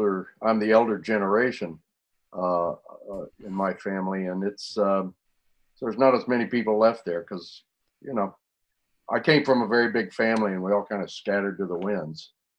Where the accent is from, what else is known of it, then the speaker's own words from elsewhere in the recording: Irving, Texas, United States; also born or lived in Wyoming; I was born in Wyoming, but I was only there about 6 months, and my yeah. parents came back to Texas.